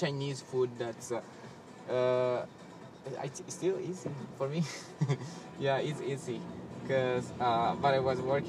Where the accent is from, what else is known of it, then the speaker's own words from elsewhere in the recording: El Salvador; moved away; I'm from El Salvador